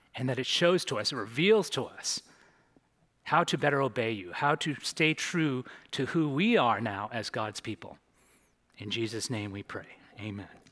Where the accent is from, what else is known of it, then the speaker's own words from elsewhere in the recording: San Francisco Bay Area, California, United States; now in Santa Monica, United States; I'm originally from the San Francisco Bay Area